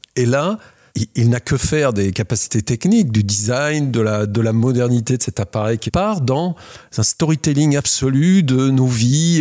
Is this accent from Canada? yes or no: no; France; on est français, on fait du design en France